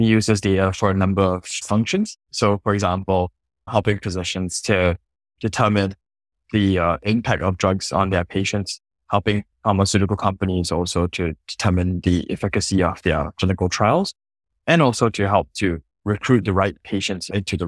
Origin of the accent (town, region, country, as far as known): Singapore; born or raised there